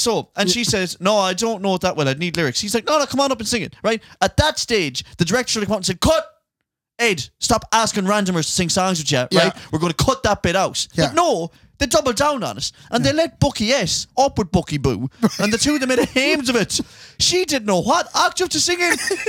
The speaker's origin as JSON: {"language": "English", "region": "Ulster", "country": "Ireland", "said": "I came over from Donegal."}